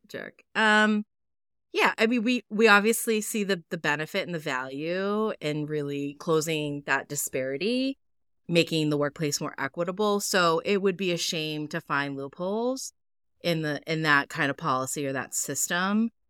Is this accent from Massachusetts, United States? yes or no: yes; Massachusetts, United States; my home state